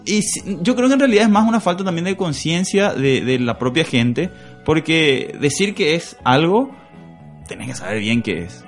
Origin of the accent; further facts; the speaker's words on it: Asunción, Paraguay; yo soy de Asunción, soy un capitalino